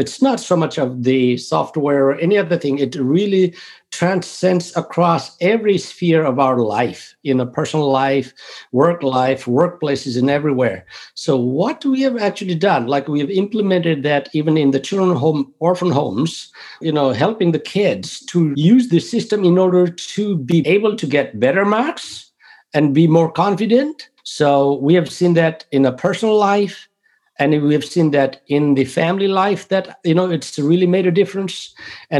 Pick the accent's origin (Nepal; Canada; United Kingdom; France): Nepal; moved away as an adult; now in North Carolina, United States; I was born and I grew up in Nepal